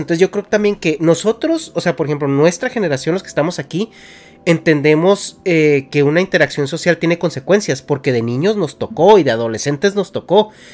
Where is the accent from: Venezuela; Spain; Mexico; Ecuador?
Mexico; moved away as an adult; now in California, United States; yo como mexicano, eh, una vez le, comenté a Dharma que yo me salí de México